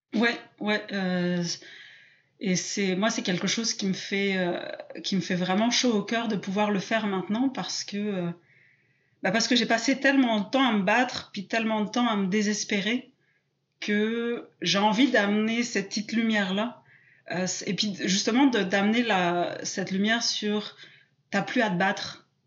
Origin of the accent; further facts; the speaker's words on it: south-west France, France; moved away as an adult; now in Quebec, Canada; en France, je suis plutôt du sud-ouest, mais là, j'habite au Québec en ce moment